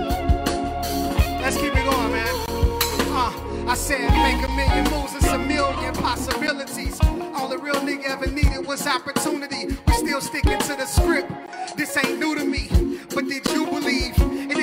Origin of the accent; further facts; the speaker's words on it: Tulsa, Oklahoma, United States; I'm from Tulsa, Oklahoma. North Tulsa to be exact.